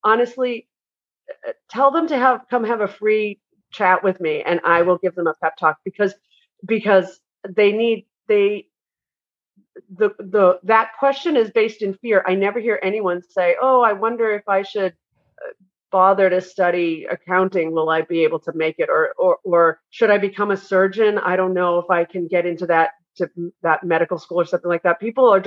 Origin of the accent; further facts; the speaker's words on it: New England, United States; I'm from New England